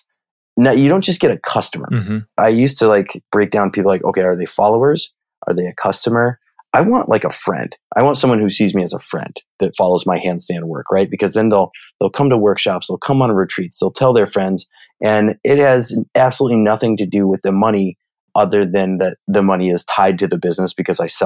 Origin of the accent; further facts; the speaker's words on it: Midwest, United States; I'm from the Midwest. So I use the word y'all.